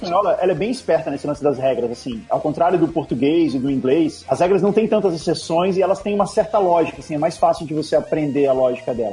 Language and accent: Portuguese; Brasília, Federal District, Brazil; now in São Paulo, Brazil; eu não sou de São Paulo, né? Eu, eu nasci em Brasília. E quando eu me mudei para uhum. São Paulo